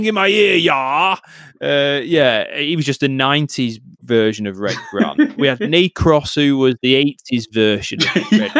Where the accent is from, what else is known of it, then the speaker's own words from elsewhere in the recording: Bolton, North West England, United Kingdom; my hometown